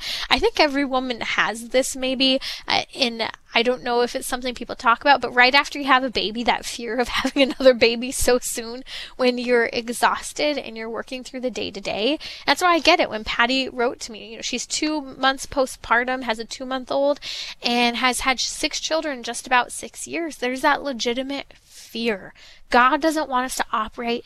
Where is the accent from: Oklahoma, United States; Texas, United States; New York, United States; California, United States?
California, United States; San Bernardino County; I grew up in San Bernardino County, just a little ways away from Rancho Cucamonga